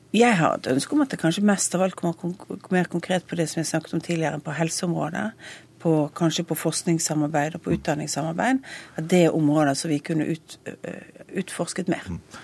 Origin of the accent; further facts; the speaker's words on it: Western Norway, Norway; jeg kommer fra Vestlandet